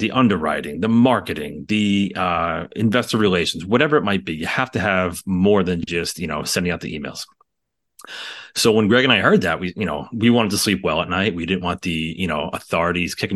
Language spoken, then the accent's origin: English; New York City, New York, United States; We're from the New York City area